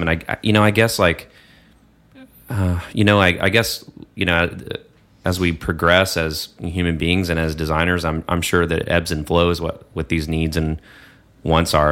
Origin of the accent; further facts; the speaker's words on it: Texas, United States; moved away; also born or lived in New York; I'm from Texas